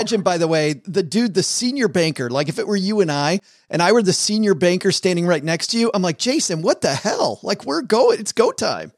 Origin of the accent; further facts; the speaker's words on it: Detroit, Michigan, United States; moved away; I'm originally from Detroit